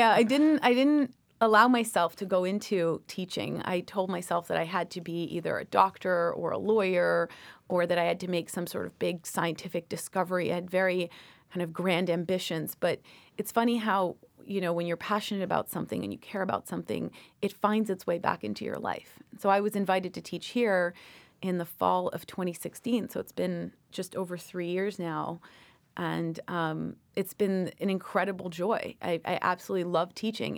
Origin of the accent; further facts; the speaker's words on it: Toronto, Ontario, Canada; moved away as an adult; also born or lived in Washington, D.C.; now in United States; childhood in Toronto was great.